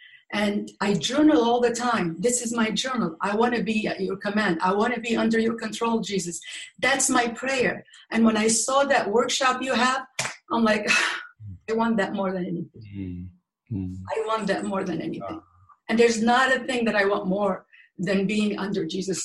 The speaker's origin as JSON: {"language": "English", "town": "Baghdad", "region": "Baghdad Governorate", "country": "Iraq", "tie": "born or raised there", "moved": "yes", "said": "I was born in Baghdad, Iraq"}